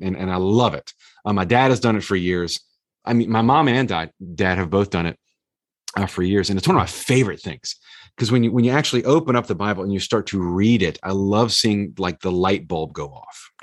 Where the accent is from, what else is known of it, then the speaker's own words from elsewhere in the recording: the South, United States; growing up in the South